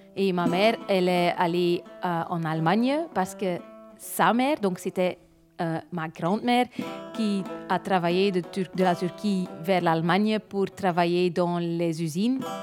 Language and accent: French; Limburg, Flanders, Belgium; je suis née et grandie à Limbourg